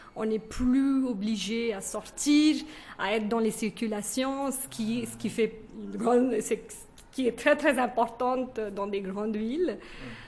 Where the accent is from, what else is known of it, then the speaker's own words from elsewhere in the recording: northern India, India; first language Kannada; French is a second language; now in Bangalore, India; moi, j'ai grandi au nord d'Inde.